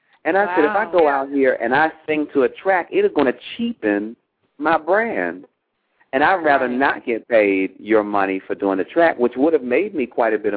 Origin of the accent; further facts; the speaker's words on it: Washington, District of Columbia, United States; It was in D.C., and that's my hometown.